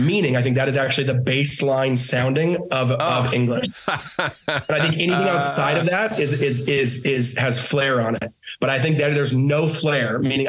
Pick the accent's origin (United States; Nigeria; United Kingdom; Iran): United States; Washington; moved away as an adult; now in Maui, United States; Born and raised. Born and raised in Washington. We've been here 9 years. Yeah, both of us.